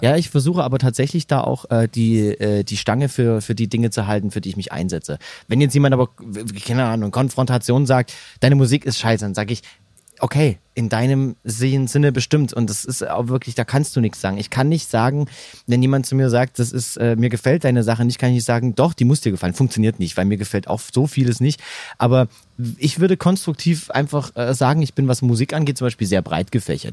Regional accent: Saxony, Germany; born or raised there; accent: Saxon; moved away

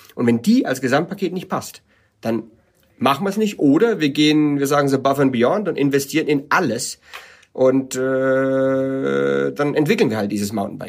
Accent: Germany; moved away as an adult; also born or lived in California; bin als Deutscher rübergezogen nach äh, Kalifornien

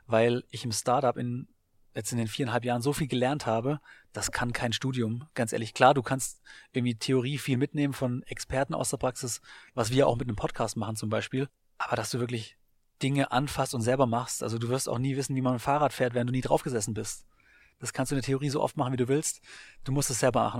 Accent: Baden-Württemberg, Germany; also born or lived in Hamburg / Augsburg / Frankfurt / Bamberg; now in Berlin, Germany; aufgewachsen in Baden-Württemberg

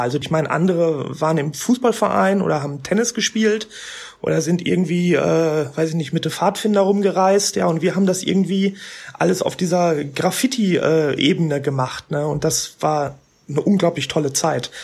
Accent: Ruhr area, North Rhine-Westphalia, Germany; im Ruhrgebiet, da wo ich herkomme

